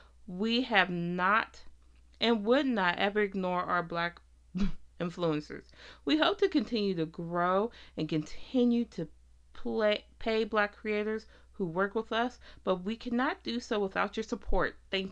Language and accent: English; Nigeria; now in United States; founder of Juvia's Place. I'm originally from Nigeria, but based in the United States with my family.